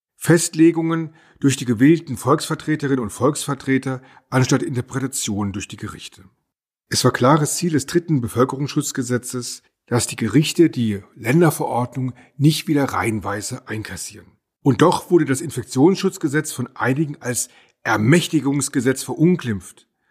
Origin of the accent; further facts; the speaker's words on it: near Heidelberg, Baden-Württemberg, Germany; Ich komme aus der Nähe von Heidelberg